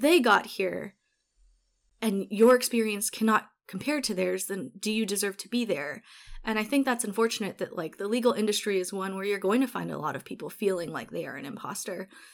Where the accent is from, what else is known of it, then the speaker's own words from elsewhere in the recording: Honolulu, Hawaii, United States; moved away as an adult; also born or lived in Eastern Washington; now in Seattle, United States; it was amazing growing up there